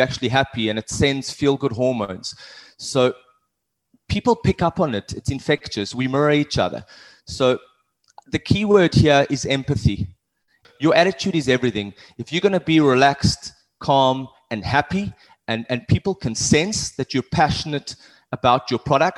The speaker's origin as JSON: {"language": "English", "country": "South Africa", "tie": "born or raised there", "also_born_or_lived": "Cape Town", "moved": "yes", "said": "I've done a lot of sports when I grew up in South Africa."}